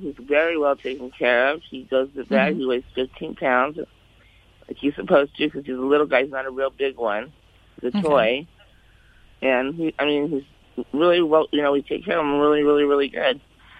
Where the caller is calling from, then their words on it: Castaic, California, United States; I'm calling from Cap Steak. Where is that? Cap Steak. Like Valencia area, you know.